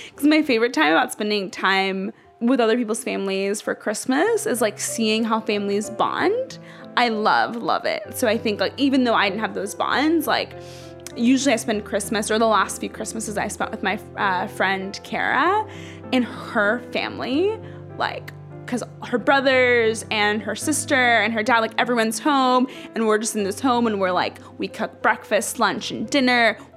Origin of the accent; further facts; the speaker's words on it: Dallas, Texas, United States; also born or lived in Ethiopia; Um, that's actually where I grew up. I'm from Ethiopia, but I spent my um, elementary and high school years in Dallas.